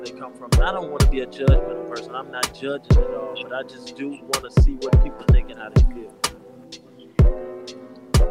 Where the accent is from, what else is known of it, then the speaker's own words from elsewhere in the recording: Midwest, United States; I'm from the Midwest